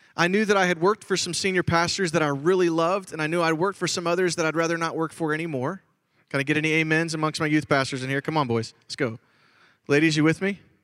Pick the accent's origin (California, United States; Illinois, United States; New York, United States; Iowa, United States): Illinois, United States; Chicago; I grew up in Chicago, Illinois